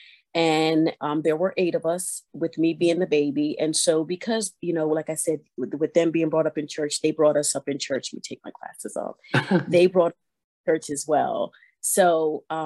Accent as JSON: {"language": "English", "town": "Vineland", "region": "New Jersey", "country": "United States", "tie": "born or raised there", "moved": "as an adult", "lives_now": "Delaware, United States", "said": "I was born and raised in Vineland, New Jersey"}